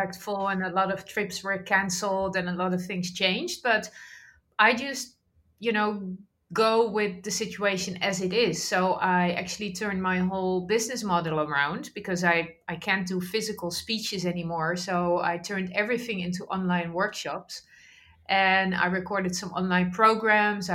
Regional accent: Netherlands; I grew up in the Netherlands

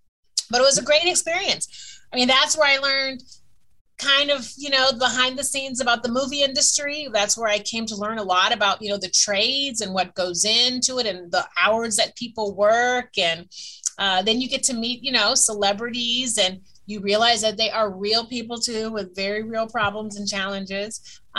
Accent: Chicago, Illinois, United States; moved away as an adult; also born or lived in East Coast, United States; now in Los Angeles, United States; I'm a girl from Chicago.

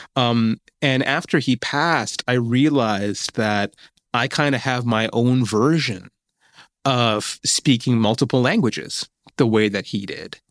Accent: Mid Hudson Valley, New York, United States; moved away; the area where I was growing up in Mid Hudson Valley, New York

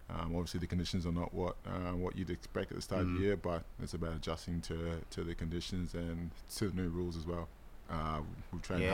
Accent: Brisbane, Queensland, Australia; moved away; I'm from Brisbane. I was born and raised in Brisbane

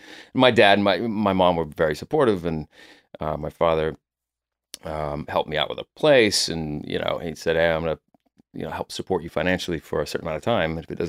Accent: Oklahoma City, Oklahoma, United States; I moved here from Oklahoma. I grew up there in Oklahoma City and went to college for 3 semesters to get the college experience.

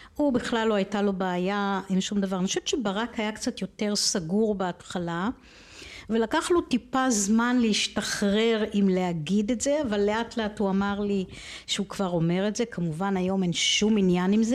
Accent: Israel; אני גדלתי בסביבה בקיבוץ

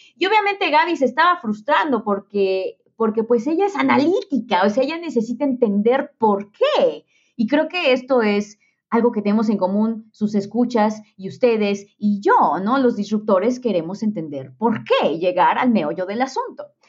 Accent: Mexico; los mexicanos estamos en un lugar extraordinariamente privilegiado

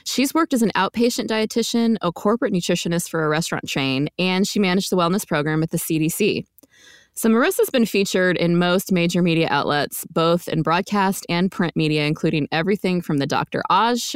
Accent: Quebec, Canada; also born or lived in Arizona / Texas / California; now in near Washington DC, United States; I grew up in Quebec

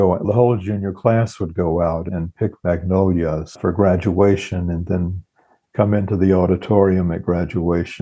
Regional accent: Canton, Mississippi, United States; moved away; south of Canton, Mississippi, where I grew up

